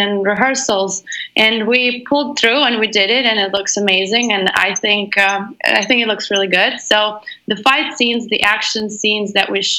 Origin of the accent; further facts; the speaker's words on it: Moscow, Russia; I'm originally from Russia, Moscow